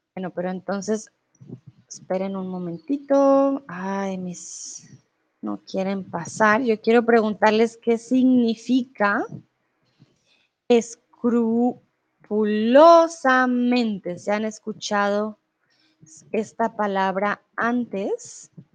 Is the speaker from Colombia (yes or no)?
yes; Colombia; also born or lived in Mexico; now in Germany; yo soy de Colombia y comúnmente pues vivo en Alemania, pero em, ahora estoy en México